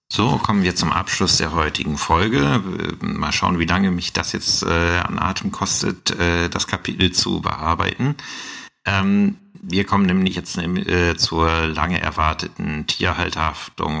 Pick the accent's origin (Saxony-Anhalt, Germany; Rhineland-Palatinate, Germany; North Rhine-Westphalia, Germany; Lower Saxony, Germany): Saxony-Anhalt, Germany; bei uns in Sachsen-Anhalt